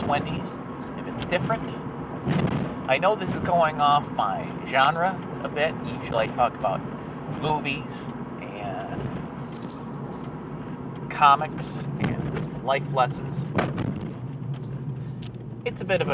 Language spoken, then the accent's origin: English; Michigan, United States; This is my home state of Michigan